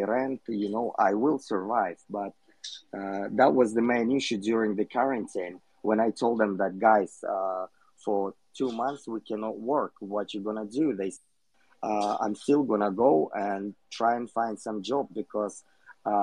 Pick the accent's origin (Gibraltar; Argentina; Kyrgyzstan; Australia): Kyrgyzstan; I'm from Kyrgyzstan